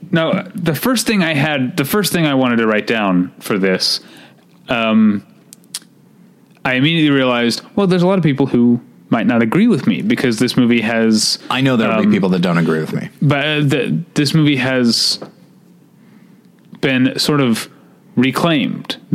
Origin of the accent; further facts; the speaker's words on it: Missouri, United States; your home state of Missouri. Again, my home state of Missouri.